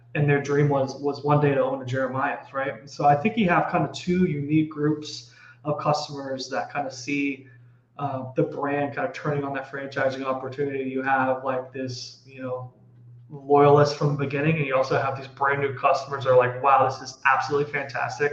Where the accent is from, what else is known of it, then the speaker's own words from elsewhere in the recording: Dallas, Texas, United States; So I am from Texas. I am from Dallas.